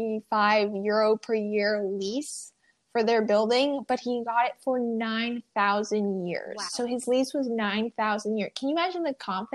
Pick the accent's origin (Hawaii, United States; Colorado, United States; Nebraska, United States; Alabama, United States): Nebraska, United States; Omaha; now in Texas, United States; I was born in Omaha, Nebraska